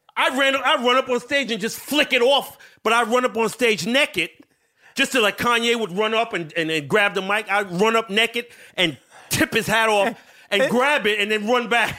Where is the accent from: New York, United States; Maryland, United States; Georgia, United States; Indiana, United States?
New York, United States; New York City; I was born in New York City